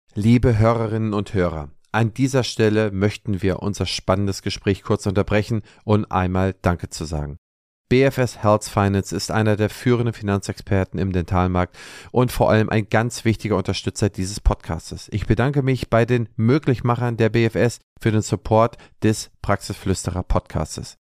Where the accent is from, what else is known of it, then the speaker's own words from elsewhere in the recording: West Germany, Germany; als Westdeutscher